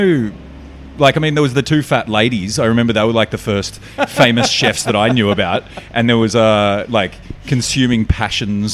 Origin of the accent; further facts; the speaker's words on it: Canberra, Australian Capital Territory, Australia; I grew up in Canberra